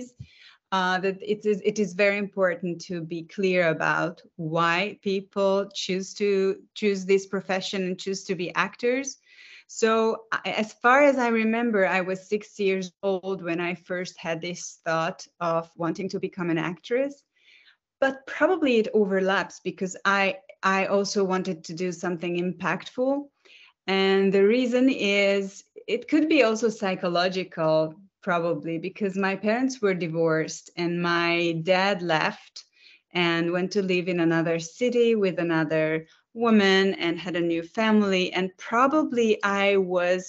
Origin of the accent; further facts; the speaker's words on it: Budapest, Hungary; I am currently in Budapest, which is my hometown in Hungary, which is in Central Europe